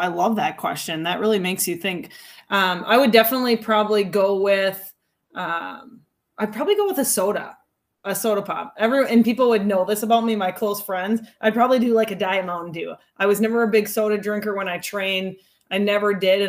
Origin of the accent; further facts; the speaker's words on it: Hastings, Minnesota, United States; Growing up in Hastings